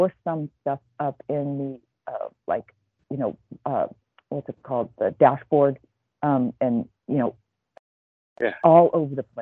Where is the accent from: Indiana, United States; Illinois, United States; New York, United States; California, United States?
California, United States; I grew up in California